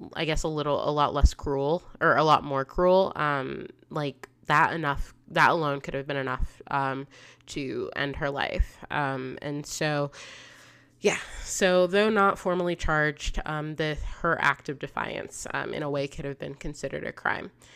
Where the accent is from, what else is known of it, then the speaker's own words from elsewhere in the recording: South Florida, United States; I'm from South Florida